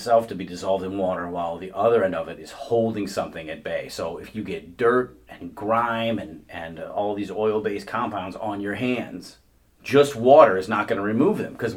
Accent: Midwest, United States; accent: Midwestern ("warsh"); we are all from the Midwest, and you're going to hear an R in there from time to time.

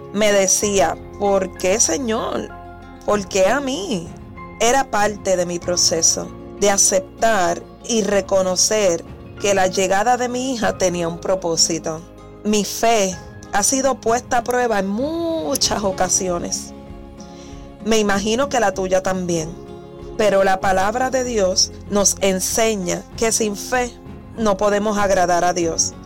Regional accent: Puerto Rico; Soy mujer cristiana, puertorriqueña.

